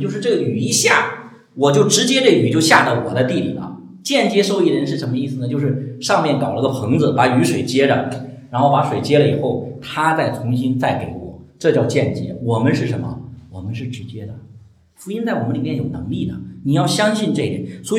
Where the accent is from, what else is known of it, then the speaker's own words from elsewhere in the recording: China; 你千万不要用我们我们中国人喜欢用民间宗教那些套到我们基督教里。